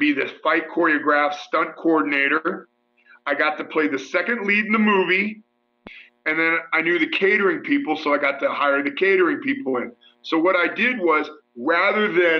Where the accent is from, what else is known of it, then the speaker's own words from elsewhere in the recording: Mansfield, Ohio, United States; my hometown